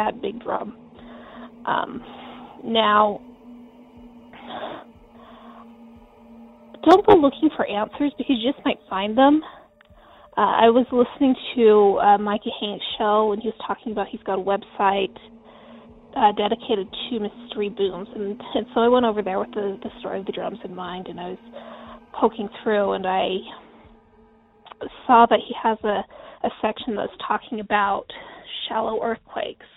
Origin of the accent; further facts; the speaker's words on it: Delta, Utah, United States; I grew up in a little teeny tiny town in western Utah called Delta